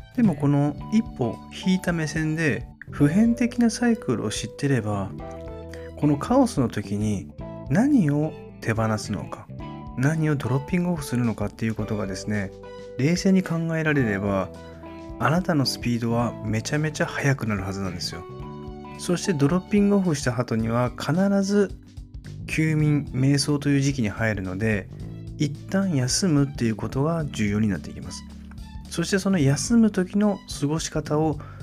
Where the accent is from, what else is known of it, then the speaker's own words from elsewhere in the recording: Kitakyushu, Fukuoka, Japan; 私の地元の北九州